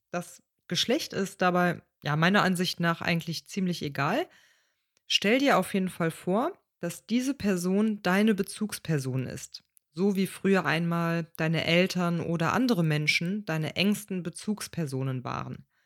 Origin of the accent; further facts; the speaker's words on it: Cologne, North Rhine-Westphalia, Germany; Ähm, wie du vielleicht weißt, bin ich in Köln aufgewachsen mein Vater ebenfalls und meine Mutter ist in jungen Jahren nach Köln gekommen. Und in unserem Dialekt existiert zum Beispiel der Ich-Laut gar nicht.